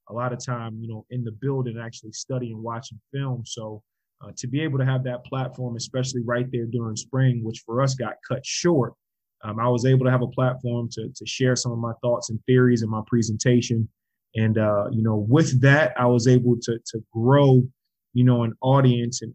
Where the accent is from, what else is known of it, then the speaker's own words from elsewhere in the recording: North Carolina, United States; also born or lived in New York / Georgia; I was born in New York, moved down to Georgia, lived in Georgia for 6.5 years. And then we moved to North Carolina. So whenever people ask me where I'm from, I say I'm from North Carolina because that's where I grew up.